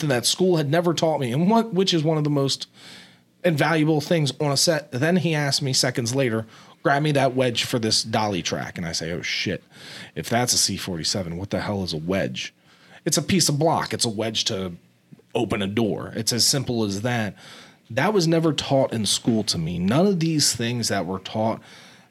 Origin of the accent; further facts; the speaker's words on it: New Jersey, United States; moved away; also born or lived in Pennsylvania / Tampa, Florida; I came down from South Jersey. I went to a private boarding school in Pennsylvania, and I came down to the University of Tampa